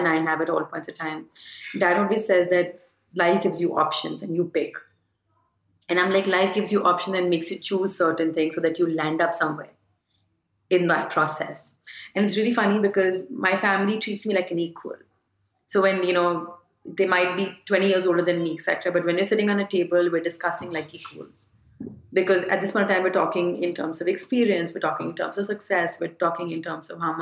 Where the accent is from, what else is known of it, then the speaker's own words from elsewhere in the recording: Varanasi, Uttar Pradesh, India; I come from Banaras. I come from a Gujarati family